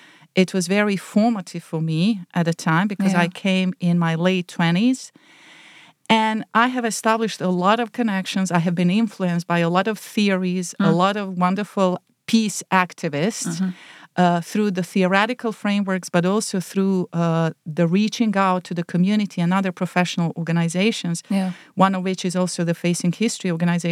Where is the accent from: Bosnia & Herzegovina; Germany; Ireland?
Bosnia & Herzegovina; Zenica, Federation of Bosnia and Herzegovina; now in United States; I did teaching for several years in several high schools in my hometown of Zenica in Bosnia and Herzegovina.